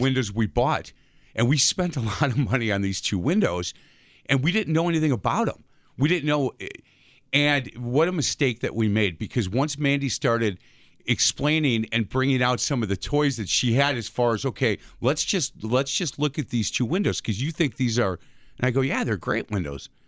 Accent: Bartlett Avenue, Wisconsin, United States; we grew up on Bartlett Avenue

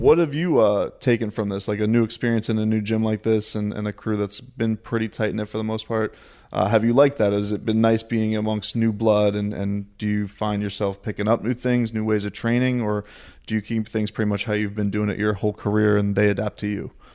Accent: Deerfield Beach, Florida, United States; born or raised there

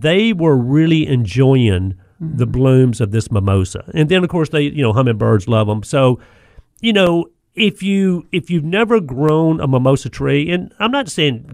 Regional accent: the South, United States; growing up in the South

